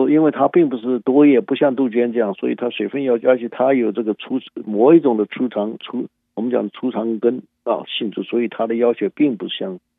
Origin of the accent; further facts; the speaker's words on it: China; now in United States; 但是问题是它的优点是我们中国人最喜欢的。